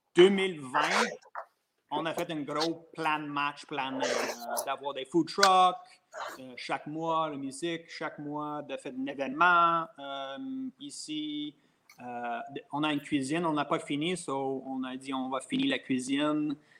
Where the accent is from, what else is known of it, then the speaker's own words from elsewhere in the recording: Franklin, Quebec, Canada; moi, je viens de Covey Hill, Franklin